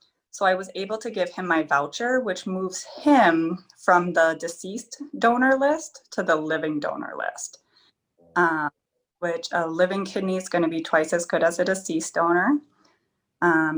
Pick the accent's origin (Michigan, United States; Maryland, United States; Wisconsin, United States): Wisconsin, United States; I'm from Helen